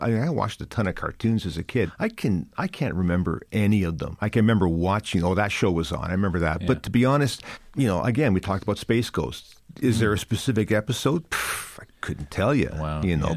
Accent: Canada; now in Ireland; growing up as a Canadian, a Canadian kid in that time we were inundated with American culture

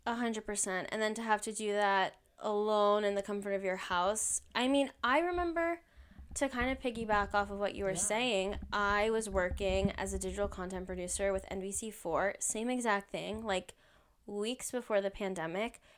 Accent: New Jersey, United States; moved away as an adult; now in Washington, D.C., United States; I am originally from New Jersey

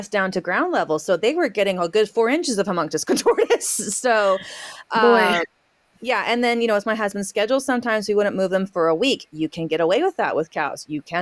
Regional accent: Southwest, United States; also born or lived in Central Kentucky; now in Kentucky, United States; I grew up in the Southwest

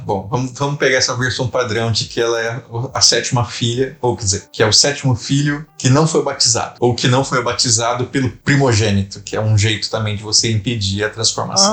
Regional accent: Brazil; moved away as an adult; now in Rio de Janeiro, Brazil; tem um registro do lá da minha terra

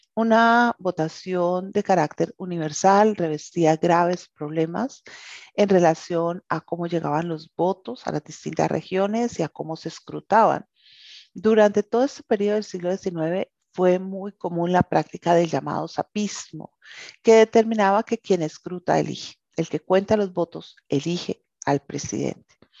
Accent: Colombia

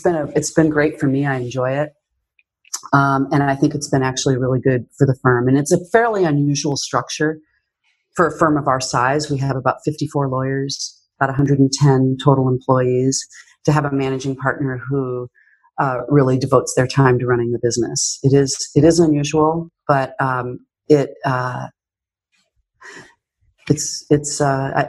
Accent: Yakima, Washington, United States; also born or lived in France; now in Seattle, United States; we opened up an office in my hometown in Yakima

